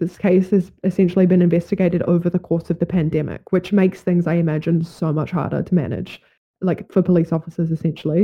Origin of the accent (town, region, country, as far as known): New Zealand